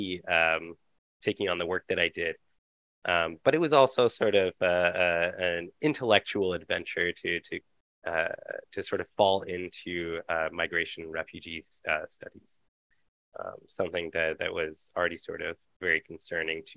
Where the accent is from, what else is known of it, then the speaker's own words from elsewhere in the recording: London, Ontario, Canada; I was actually born and raised in London, Ontario.